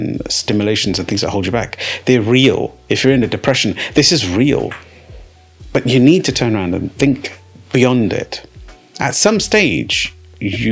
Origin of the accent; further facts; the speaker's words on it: United Kingdom; I'm a British-born Sikh